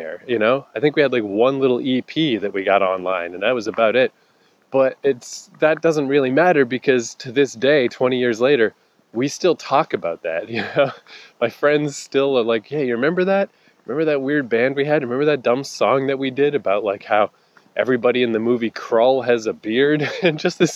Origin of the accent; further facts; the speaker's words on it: Fredericton, New Brunswick, Canada; moved away; my hometown, it's Fredericton, New Brunswick